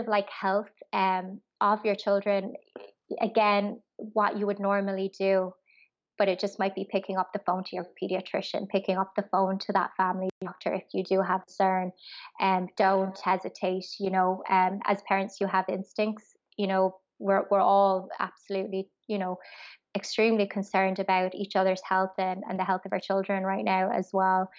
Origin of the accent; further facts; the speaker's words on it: Ireland; moved away as an adult; as an expat, like I'm from Ireland